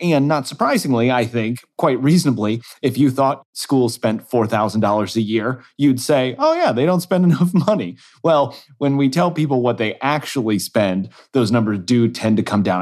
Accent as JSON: {"language": "English", "town": "Kansas City", "region": "Missouri", "country": "United States", "moved": "yes", "said": "my home state School Boards Association, the state of Missouri, where I'm, I'm, originally from Kansas City"}